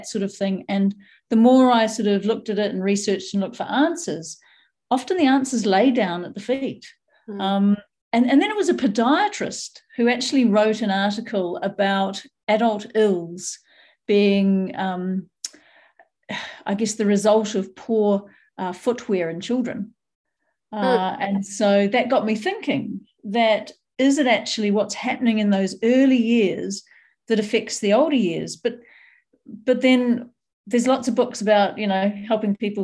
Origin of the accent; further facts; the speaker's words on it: New Zealand; I grew up in New Zealand, so we were barefoot quite a lot.